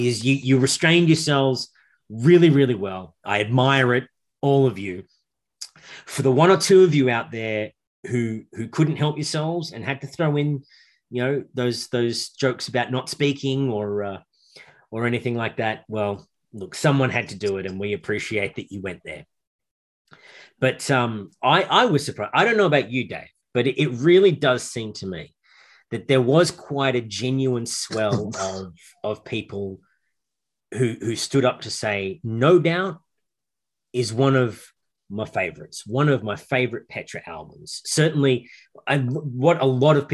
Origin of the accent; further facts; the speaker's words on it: Australia; I and my intrepid brother, David, we're both from Australia. We're not even Americans